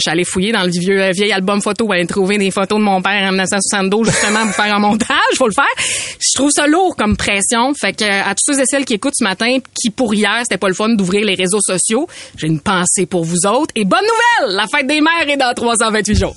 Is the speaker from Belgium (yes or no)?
no; Beauce, Quebec, Canada; t'es allé faire un tour dans mon coin de pays